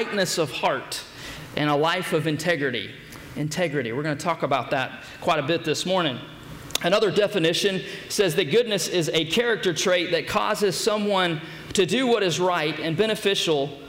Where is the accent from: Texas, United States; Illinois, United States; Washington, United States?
Texas, United States; Beaumont; I grew up in Beaumont, Texas